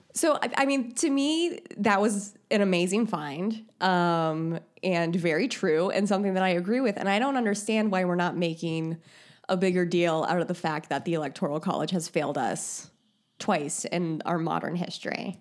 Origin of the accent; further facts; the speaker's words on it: Indiana, United States; I'm from Indiana.